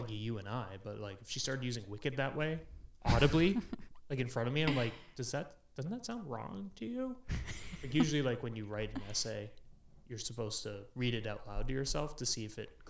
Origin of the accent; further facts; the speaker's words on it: Boston, Massachusetts, United States; I'm from Boston.